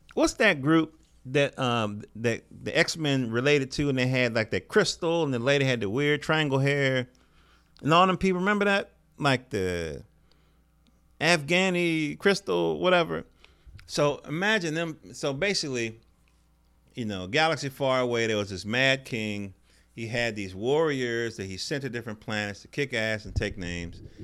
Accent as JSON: {"language": "English", "region": "North Carolina", "country": "United States", "said": "I'm from North Carolina"}